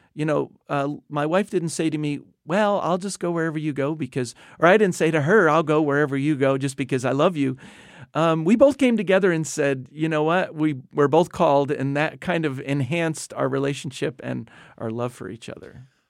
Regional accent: New Jersey, United States; moved away as an adult; also born or lived in South Asia / Indonesia; I grew up in New Jersey

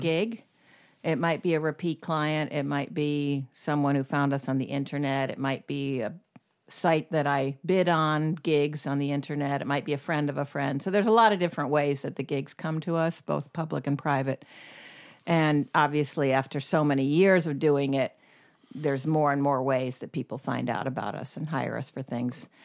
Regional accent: Knightdale, North Carolina, United States; moved away as an adult; also born or lived in Syracuse, New York / Atlanta; now in Florence, United States; I grew up in, uh, Syracuse, New York for the first nine years, and then North Carolina for the next nine

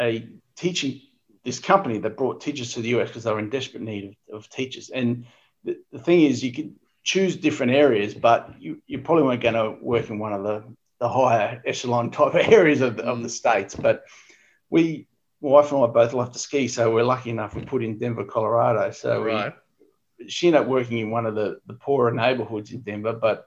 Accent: Ipswich, Queensland, Australia; also born or lived in Brisbane; I was born in Brisbane, but I grew up in Ipswich, actually. So okay. I went to all my schooling years was in Ipswich

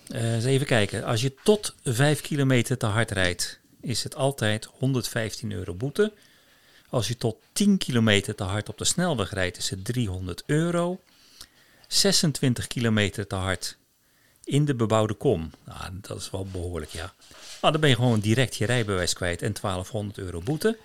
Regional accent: Rotterdam, South Holland, Netherlands; moved away as an adult; now in Kviteseid, Norway; Als Rotterdammer

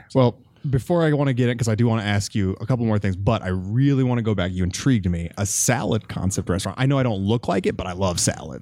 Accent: Wyoming, United States; now in Colorado, United States; I grew up in Wyoming since ninety-four

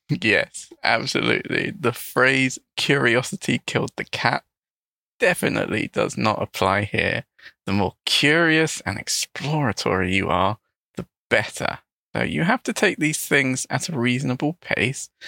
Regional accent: London, United Kingdom; first language English; I'm also an English teacher from London in the United Kingdom.

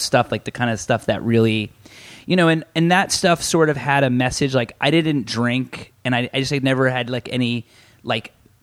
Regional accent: Central Florida, United States; moved away as an adult; also born or lived in New York; I grew up in Central Florida

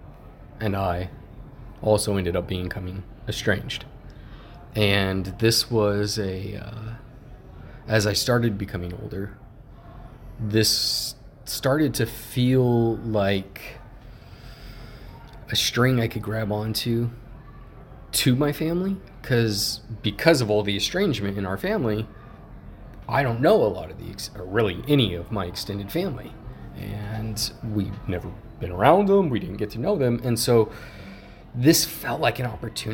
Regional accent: Yuma, Arizona, United States; moved away as an adult; also born or lived in Sedona; growing up in Yuma

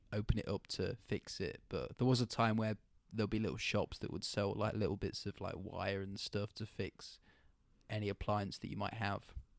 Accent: United Kingdom; now in Canada; I don't feel like I'm very British anymore.

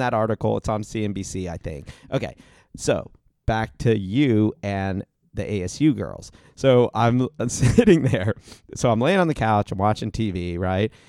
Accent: Ohio, United States; moved away; also born or lived in Arizona; I grew up in Ohio

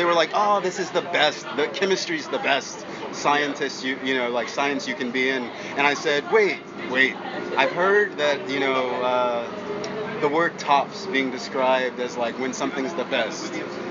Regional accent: Washington, District of Columbia, United States; I'm from DC.

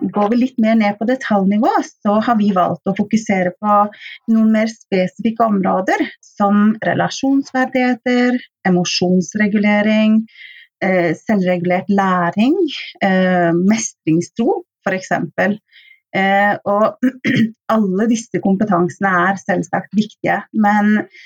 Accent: Oslo, Norway; moved away as an adult; now in Stavanger, Norway; så kommer jeg opprinnelig fra Oslo

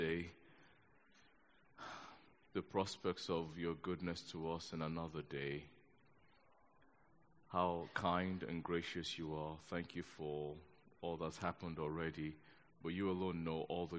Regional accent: Nigeria; now in London, United Kingdom; I'm a Nigerian, born in Nigeria. I've lived in this country for most of my life now

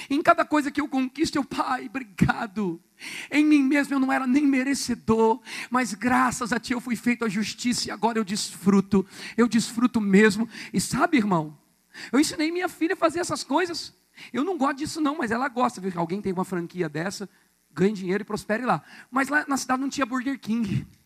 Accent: São Paulo, Brazil; sou pastor, vim de São Paulo, enviado para cá para ganhar vidas aqui nessa cidade.

